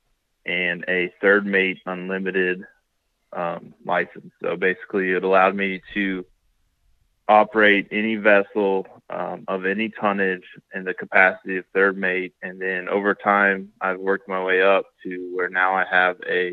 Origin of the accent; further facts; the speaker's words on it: Columbia, South Carolina, United States; I grew up in Columbia, South Carolina, which is not on the coast